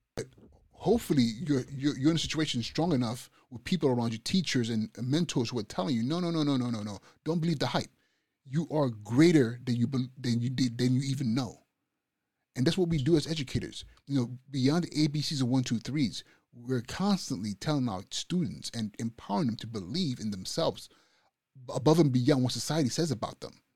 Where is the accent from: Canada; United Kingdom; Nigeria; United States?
Nigeria; moved away; I'm Nigerian. I'm from Nigeria.